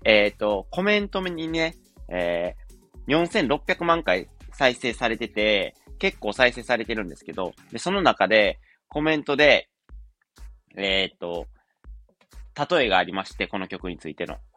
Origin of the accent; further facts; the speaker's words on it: Wakayama, Japan; 地元が和歌山なんですけど、和歌山県民なんで